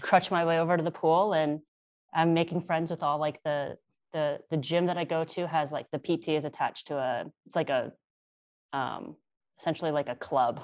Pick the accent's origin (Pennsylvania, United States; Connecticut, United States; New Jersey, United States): Connecticut, United States; Born and raised in Connecticut